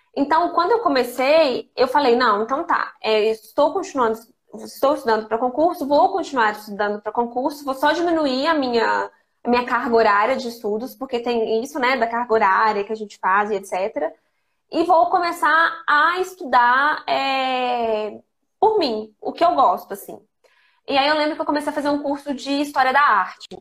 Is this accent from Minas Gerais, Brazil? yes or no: yes; Lavras, Minas Gerais, Brazil; moved away as an adult; also born or lived in Ijaci, Brazil / Belo Horizonte, Brazil; now in Brasília, Brazil; vida toda eu vivi em Lavras, porque eu estudei em Lavras